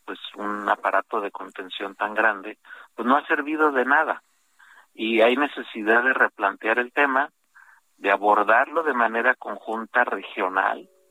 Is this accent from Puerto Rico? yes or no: no; Mexico; los mexicanos somos con mucho el, más grande flujo